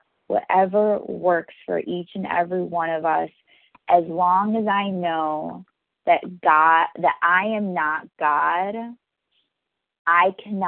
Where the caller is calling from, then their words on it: New York City, New York, United States; I'm calling from New York City.